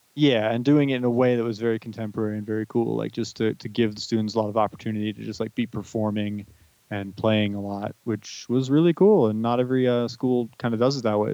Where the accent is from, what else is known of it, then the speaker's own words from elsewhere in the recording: Southern California, United States; also born or lived in New York State; I've pretty much lived in Southern California my whole life.